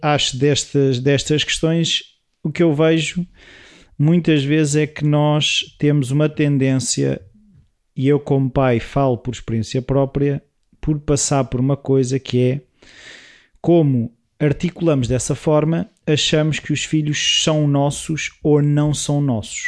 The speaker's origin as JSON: {"language": "Portuguese", "country": "Portugal", "said": "O nosso sotaque"}